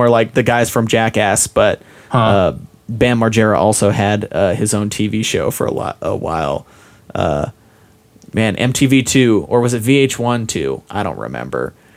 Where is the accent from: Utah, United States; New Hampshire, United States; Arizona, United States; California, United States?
Utah, United States; I grew up in Utah